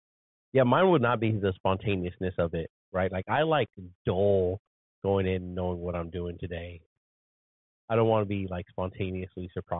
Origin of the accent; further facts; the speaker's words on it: United States; And yes, I'm still American and I love being free and having a constitution when it's followed.